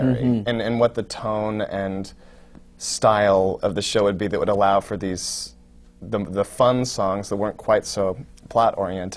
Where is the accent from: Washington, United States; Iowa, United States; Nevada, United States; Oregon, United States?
Oregon, United States; moved away as an adult; now in New York, United States; I grew up in Oregon.